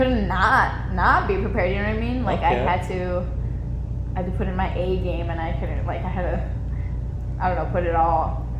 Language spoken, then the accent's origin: English; Illinois, United States; born there; Yeah, I was born in Illinois originally.